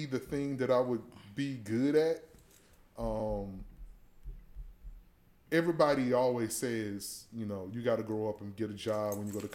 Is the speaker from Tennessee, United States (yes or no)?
yes; Chattanooga, Tennessee, United States; also born or lived in Chicago; now in Greensboro, United States; Growing up in Chattanooga, my grandmother and grandfather used to always take me to like pawn shops and stuff